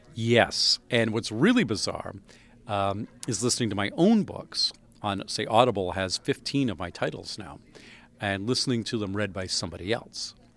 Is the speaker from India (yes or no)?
no; Canada; I'm a Canadian